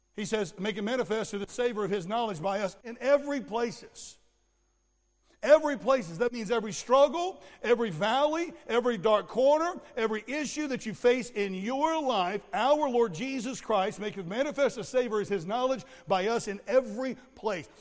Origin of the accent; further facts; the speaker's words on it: Florida, United States; I grew up in Florida